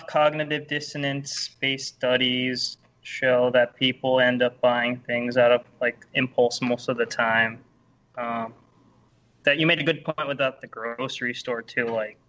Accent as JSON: {"language": "English", "country": "Philippines", "said": "Yeah, I mean, I'm Filipino, so, like, my parents are super hardcore Catholic"}